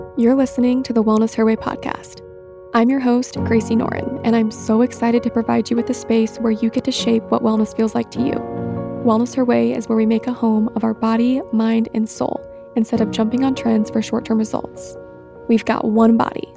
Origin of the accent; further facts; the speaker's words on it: Mooresville, North Carolina, United States; moved away as an adult; now in St. Petersburg, United States; I grew up in Mooresville.